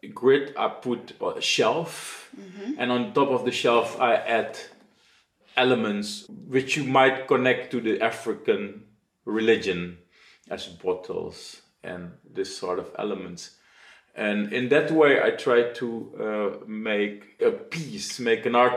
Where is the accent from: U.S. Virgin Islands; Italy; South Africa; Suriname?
Suriname; now in Netherlands; Being born and raised in Suriname